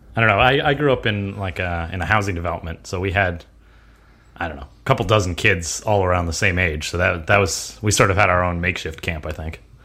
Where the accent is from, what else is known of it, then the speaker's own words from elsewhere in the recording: United States; I was born in America. I'm an American